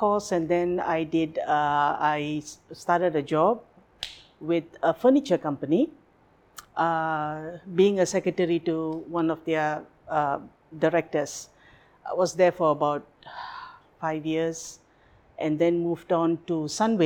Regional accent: Kuala Lumpur, Malaysia; moved away as an adult; now in Phuket, Thailand; I was born and bred in Kuala Lumpur. Life, everything. Schooling, working, everything was in KL.

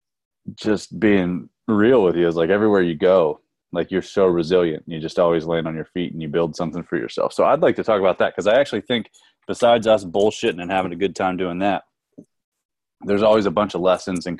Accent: Mifflin County, central Pennsylvania, United States; Wes and I are each from central Pennsylvania. I'm from Mifflin County

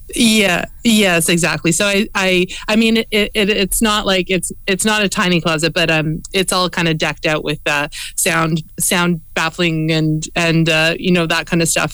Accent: Edmonton, Alberta, Canada; moved away as an adult; also born or lived in Montreal; now in Toronto, Canada; I was born in um, in Alberta. I grew up in Edmonton

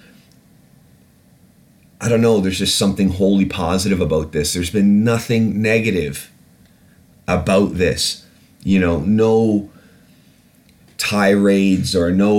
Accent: England, United Kingdom; I was born in England. I am British. I am a British citizen.

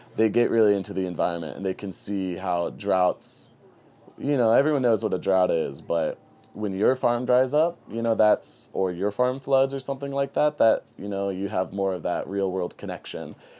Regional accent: St. Louis, Missouri, United States; moved away as an adult; now in New Mexico, United States; I love Saint Louis. That's my hometown

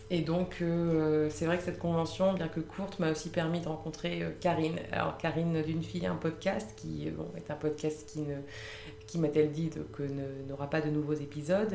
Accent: Lille, Hauts-de-France, France; moved away as an adult; now in Paris, France; je suis à la base, je suis originaire de Lille.

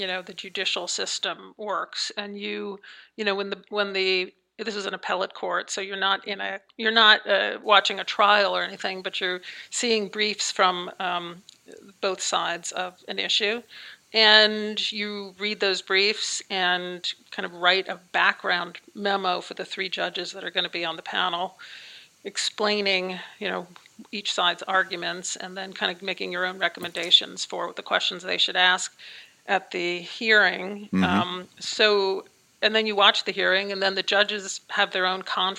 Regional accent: Wantagh, New York, United States; I grew up on Long Island, so basically the suburbs of New York City

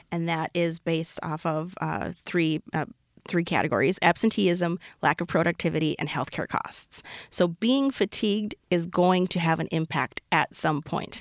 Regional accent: Minnesota, United States; I'm so Minnesotan.

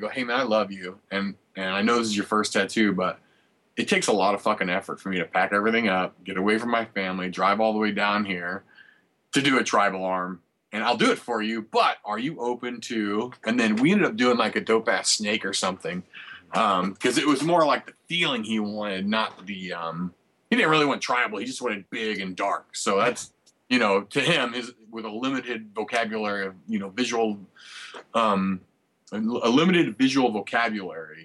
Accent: St. Louis, Missouri, United States; I'm from St. Louis, and I tattoo too

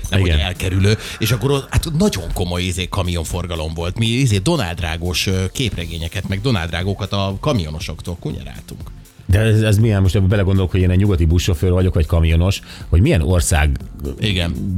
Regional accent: Kecskemét, Bács-Kiskun, Hungary; Kecskeméten, ahol fölnőttem

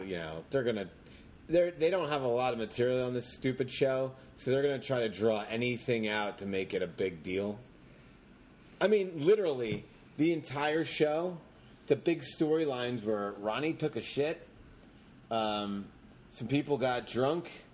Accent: Jersey Shore, New Jersey, United States; also born or lived in Long Branch, New Jersey; I grew up in the Jersey Shore.

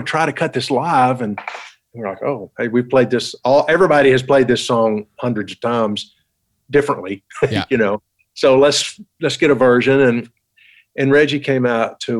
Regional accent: Townsend, Tennessee, United States; now in Nashville, United States; I grew up in East Tennessee, a little town called Townsend, Tennessee, up in the mountains.

